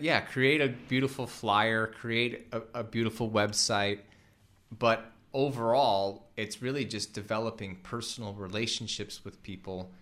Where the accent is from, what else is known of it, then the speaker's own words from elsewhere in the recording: Midwest, United States; We're both from the Midwest